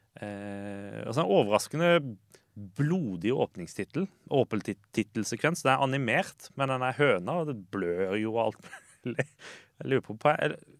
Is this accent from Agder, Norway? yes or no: yes; Lillesand, Agder, Norway; så er jeg jo fra Lillesand